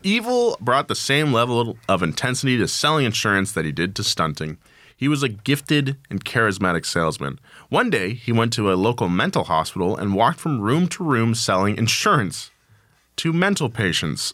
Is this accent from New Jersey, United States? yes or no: no; Atascadero, California, United States; my hometown of a Tascadero.